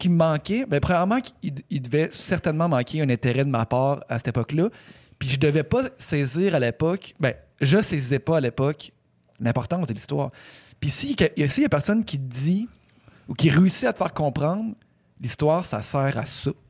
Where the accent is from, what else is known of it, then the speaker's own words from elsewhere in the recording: Quebec, Canada; comment que nous on le raconte en tant que Canadien français québécois, c'est un héros